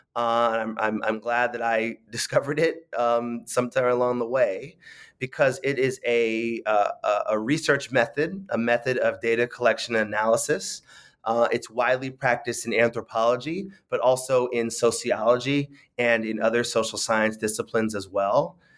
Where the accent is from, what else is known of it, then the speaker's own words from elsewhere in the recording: San Francisco, California, United States; I grew up in, in San Francisco